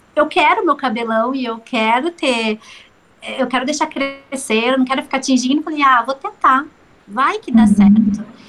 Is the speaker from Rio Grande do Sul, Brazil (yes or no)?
no; São Gonçalo, Rio de Janeiro, Brazil; moved away as an adult; now in Ubatuba, Brazil; eu sou carioca, lá de São Gonçalo, do Rio de Janeiro, mas tem sete anos que eu vim morar aqui nesse paraíso, Ubatuba.